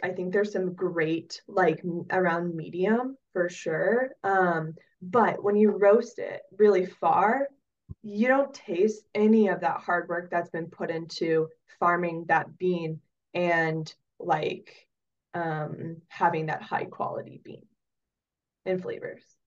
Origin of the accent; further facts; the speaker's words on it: Oregon, United States; moved away as an adult; also born or lived in Wyoming / Southeast Alaska; now in Palmer, United States; I grew up in Oregon and I ended up in Alaska